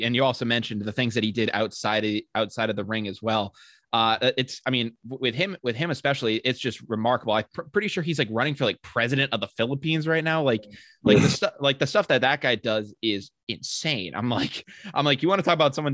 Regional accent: Sutton, Massachusetts, United States; I'm from Sutton, Mass.

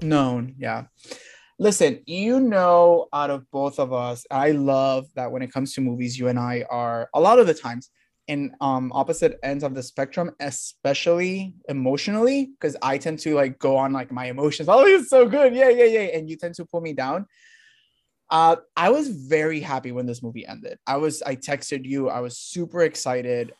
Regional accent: Puerto Rico; moved away

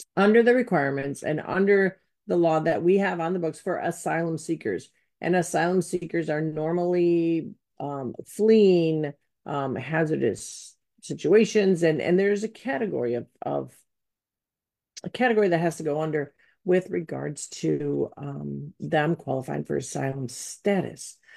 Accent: Wheaton, Illinois, United States; growing up in Wheaton

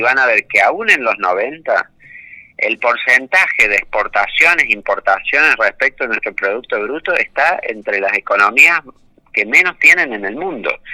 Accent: Argentina

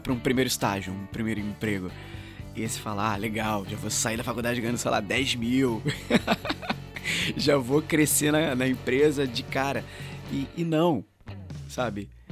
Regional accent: Rio de Janeiro, Brazil; moved away as an adult; also born or lived in São Luís, Maranhão; eu sou daqui do Rio, mas eu fui para lá em 2010

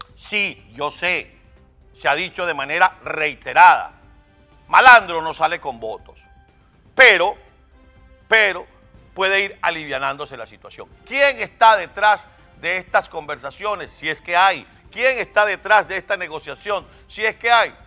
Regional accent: Venezuela; Somos venezolanos

